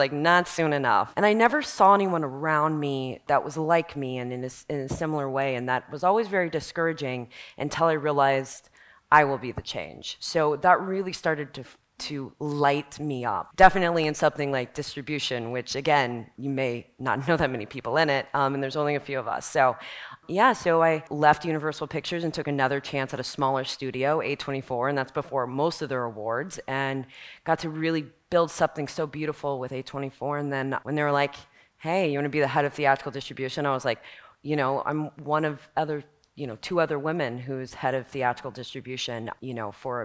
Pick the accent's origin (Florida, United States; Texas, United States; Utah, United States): Texas, United States; Dallas; I grew up in Dallas, Texas